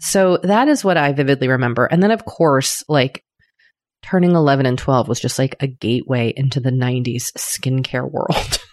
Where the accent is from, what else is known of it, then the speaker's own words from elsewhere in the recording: United States; accent: American; I am of an American tongue